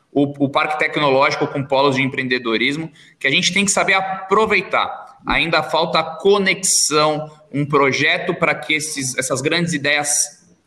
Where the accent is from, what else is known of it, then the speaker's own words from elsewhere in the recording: São José dos Campos, São Paulo, Brazil; sou natural de São José dos Campos, hoje eu tenho 33 anos.